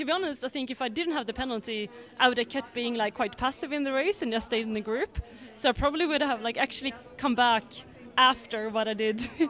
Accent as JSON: {"language": "English", "country": "Sweden", "said": "Being Swedish"}